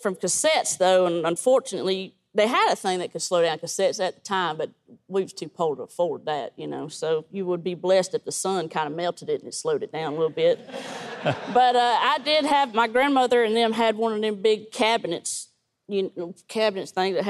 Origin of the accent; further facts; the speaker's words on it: Lincolnton, Georgia, United States; Because I was born and raised in Lincoln, and we're kin folks some kind of way down the trees, a small town.